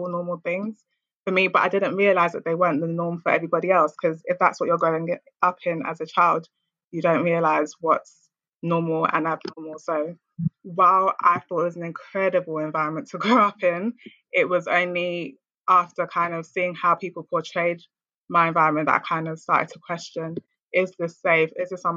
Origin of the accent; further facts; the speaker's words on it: London, United Kingdom; I grew up in Lewisham Borough in a ward called Catford on an estate called Milford Towers